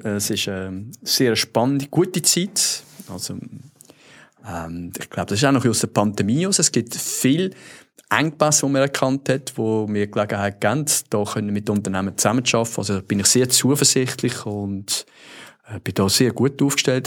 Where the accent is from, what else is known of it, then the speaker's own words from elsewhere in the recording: Switzerland; accent: Swiss German; now in United States; als Schweizer